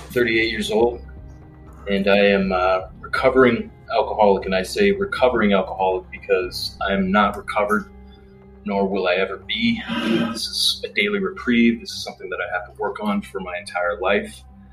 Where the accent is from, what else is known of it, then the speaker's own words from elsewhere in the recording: Regina, Saskatchewan, Canada; I grew up in Canada, born and raised, grew up in a city called Regina, Saskatchewan